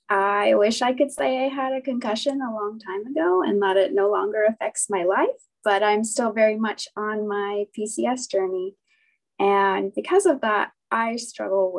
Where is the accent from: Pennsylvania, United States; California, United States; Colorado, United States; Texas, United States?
California, United States; San Diego; I'm 27 and I'm from San Diego